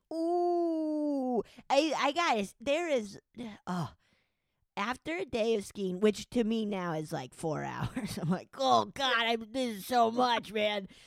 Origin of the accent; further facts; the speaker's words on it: Summit County, Colorado, United States; also born or lived in Silverthorne, Colorado / Breckenridge, Colorado; I grew up in Summit County, which is a big ski resort county.